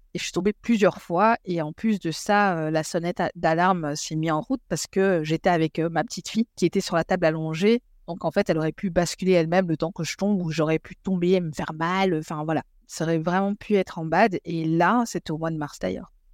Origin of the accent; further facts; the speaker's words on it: Belgium; moved away as an adult; also born or lived in Congo; now in England, United Kingdom; je suis belge. Je vis en Angleterre euh, depuis presque dix ans